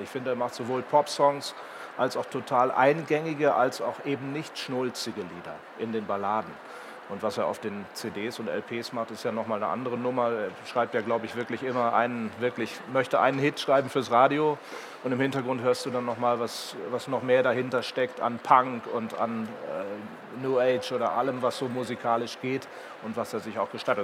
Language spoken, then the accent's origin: German; Herzberg am Harz, Lower Saxony, Germany; bei mir in, in, meinem Heimatort Herzberg am Harz